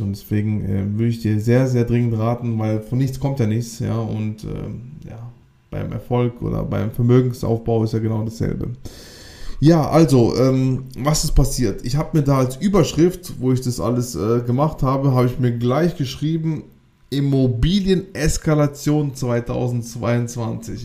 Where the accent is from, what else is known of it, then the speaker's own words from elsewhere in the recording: Baden-Württemberg, Germany; Wir kommen ja auch aus dem Südbaden, also ganz Südwesten Deutschlands